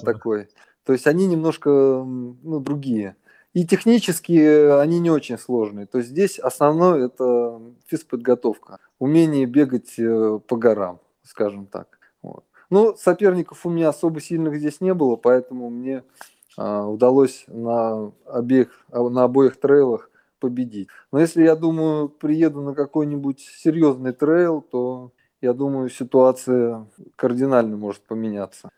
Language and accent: Russian; Russia; moved away as an adult; now in Thailand; я родился в России